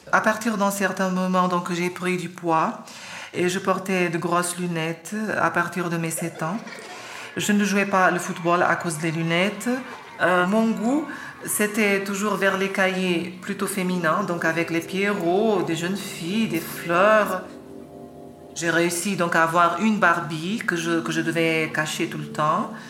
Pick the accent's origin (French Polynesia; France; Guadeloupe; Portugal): Portugal; Lisbon; born there; je suis né en 1972 à Lisbonne.